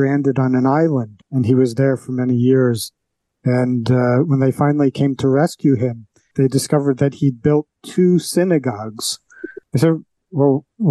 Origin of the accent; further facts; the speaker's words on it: New York City, New York, United States; I grew up on the Upper West Side of Manhattan, one of the world headquarters of political correctness